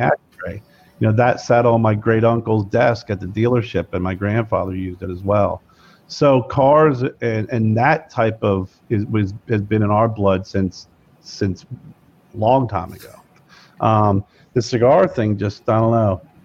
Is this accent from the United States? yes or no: yes; Lebanon, Pennsylvania, United States; I'm from Lebanon, Pennsylvania, which is Lebanon, Lancaster area